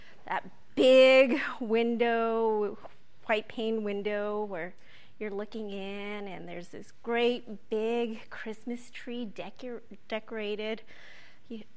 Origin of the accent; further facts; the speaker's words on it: Ohkay Owingeh, New Mexico, United States; I grew up in Oque-Owingue in northern New Mexico, north of Santa Fe.